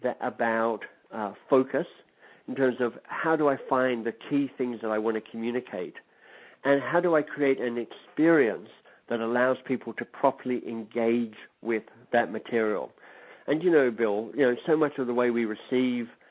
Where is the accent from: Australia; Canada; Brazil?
Australia; moved away as an adult; also born or lived in England; I studied in Australia because I'm Australian by birth.